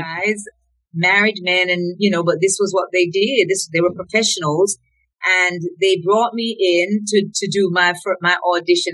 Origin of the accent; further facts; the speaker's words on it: Colonel's Ridge, Clarendon, Jamaica; also born or lived in Reading, England; now in Canada; I grew up in a little district called Colonel's Ridge